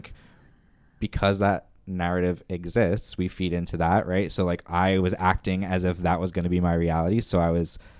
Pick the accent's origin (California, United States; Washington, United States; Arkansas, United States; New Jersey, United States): New Jersey, United States; accent: New Jersey; moved away; also born or lived in New York; I'm from New Jersey